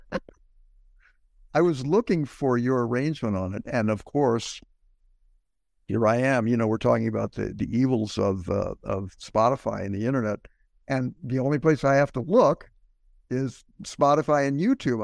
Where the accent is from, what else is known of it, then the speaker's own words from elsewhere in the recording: St. Louis, Missouri, United States; moved away; Growing up in the Midwest